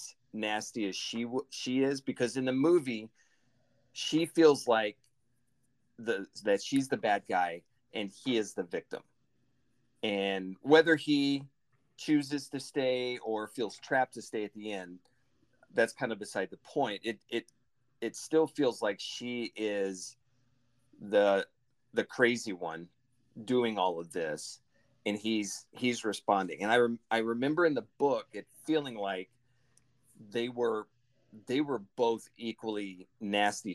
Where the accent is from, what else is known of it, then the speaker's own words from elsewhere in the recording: Cape Girardeau, Missouri, United States; my hometown growing up in Cape Girardeau, Missouri.